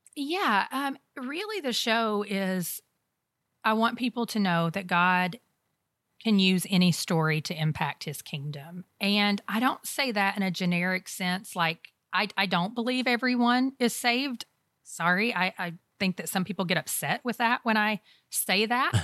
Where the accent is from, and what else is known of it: United States